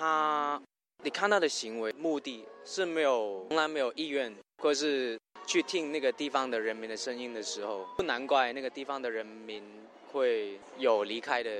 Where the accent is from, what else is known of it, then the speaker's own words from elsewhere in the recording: Hong Kong; Chinese is a second language; moved away; 比如说我是香港，